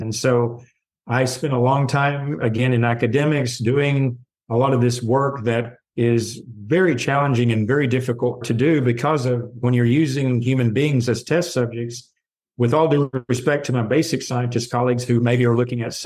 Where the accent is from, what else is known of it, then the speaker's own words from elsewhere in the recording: the South, United States; growing up as a Southerner